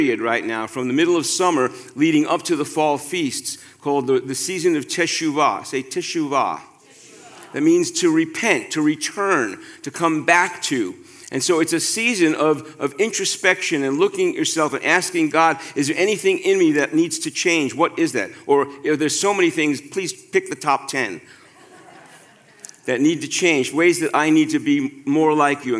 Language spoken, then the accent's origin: English; New York City, New York, United States; growing up in New York City, where there's such a high population of Jewish people, got a lot of days off from school